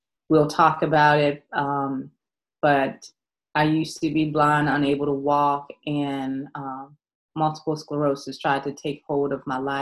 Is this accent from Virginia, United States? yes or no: yes; Goochland, Virginia, United States; I grew up in a small town called Goochland, Virginia